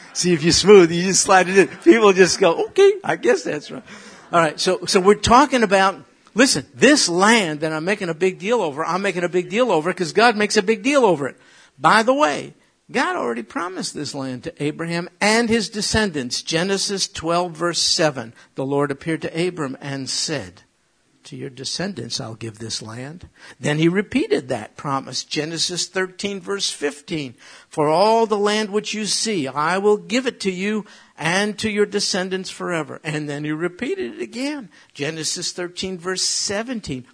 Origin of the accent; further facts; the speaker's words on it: New York, United States; I'm from New York